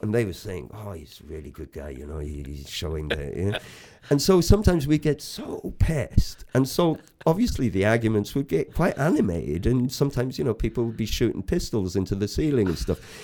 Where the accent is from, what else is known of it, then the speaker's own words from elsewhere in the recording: Bethesda, Wales, United Kingdom; also born or lived in Greece / West Germany; I come from Wales. I'm proud of it. I come from, um, Bethesda originally. I went to Bethesda school.